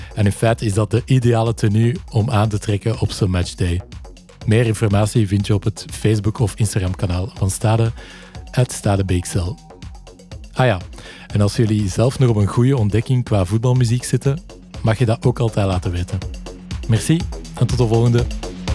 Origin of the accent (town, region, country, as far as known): Belgium